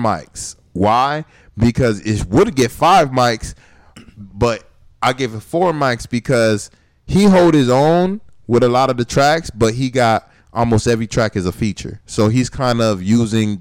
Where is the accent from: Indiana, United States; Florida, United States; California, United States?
Florida, United States; Miami; I'm from Dade County